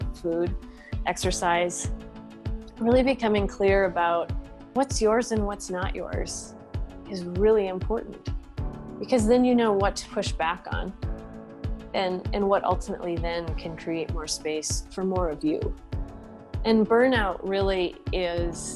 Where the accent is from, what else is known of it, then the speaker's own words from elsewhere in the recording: Eau Claire, Wisconsin, United States; I grew up in Eau Claire, Wisconsin